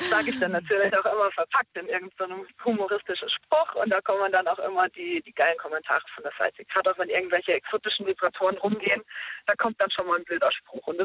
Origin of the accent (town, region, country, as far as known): Ulm, Baden-Württemberg, Germany